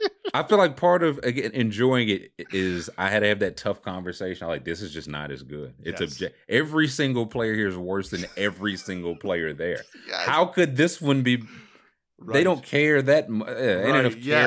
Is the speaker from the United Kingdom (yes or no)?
no; Georgia, United States; also born or lived in Kentucky; But at the time, I was born in Kentucky, but moved to Georgia. And I was in Georgia at the time that Vick was just like becoming Vick.